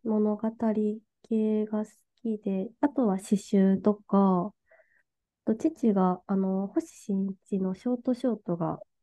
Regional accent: Okayama, Japan; moved away as an adult; also born or lived in Fukuoka; now in Tokyo, Japan; 私岡山出身なんですけど

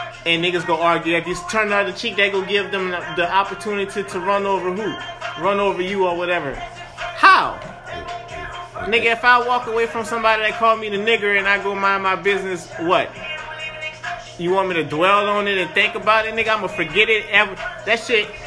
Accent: United States; I love being American

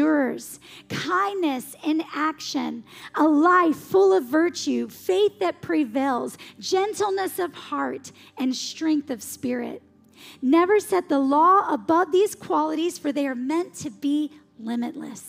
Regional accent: the South, United States; I grew up in the South going to church in the Bible Belt

